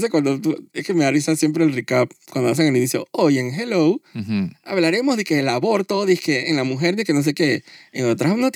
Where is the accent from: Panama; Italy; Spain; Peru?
Panama; yo soy como, como buen latino panameño